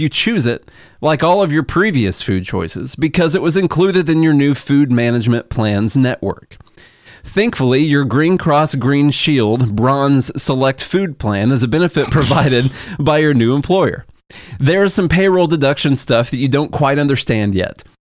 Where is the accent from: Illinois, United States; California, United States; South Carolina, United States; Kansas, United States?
Illinois, United States; Southern; moved away as an adult; now in Nashville, United States; we're from Illinois, but I swear the s, the part of Southern Illinois that we are from is more hick country